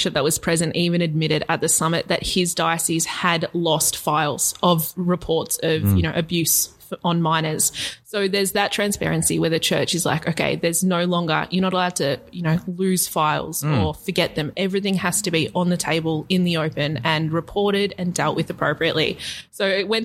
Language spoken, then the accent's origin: English; Australia; I'm proud of being Australian